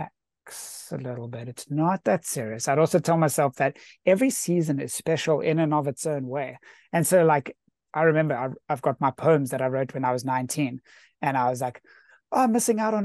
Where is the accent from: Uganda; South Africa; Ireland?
South Africa; I was raised in South Africa